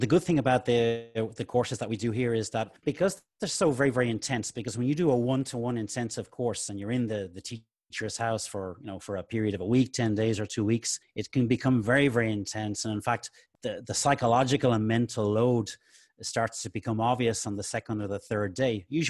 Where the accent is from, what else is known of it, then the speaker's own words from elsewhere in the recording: Dublin, Leinster, Ireland; now in Spain; Well, I'm originally from Dublin in Ireland. I came to Spain about 27, almost 28 years ago.